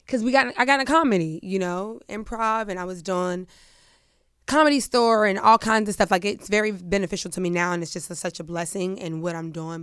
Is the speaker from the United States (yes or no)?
yes; Pittsburgh, Pennsylvania, United States; I'm from Pittsburgh